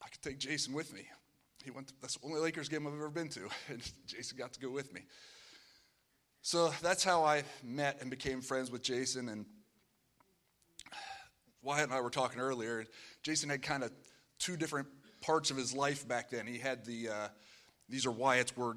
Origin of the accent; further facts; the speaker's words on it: Pennsylvania, United States; I'm from Pennsylvania.